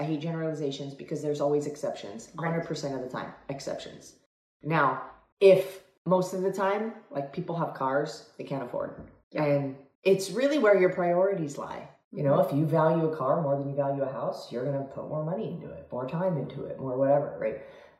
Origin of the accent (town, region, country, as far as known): Italy; English is a second language